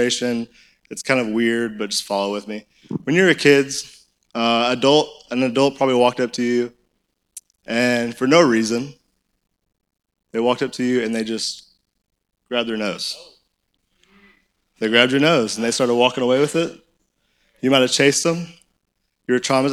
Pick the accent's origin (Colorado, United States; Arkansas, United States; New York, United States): Arkansas, United States; Conway; I'm in good old Conway, Arkansas. Like, that's where I grew up